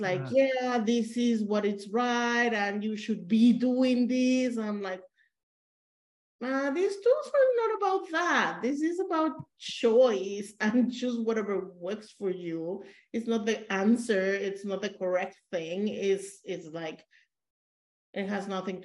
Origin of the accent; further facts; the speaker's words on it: Mexico; I'm supposed to be a Mexican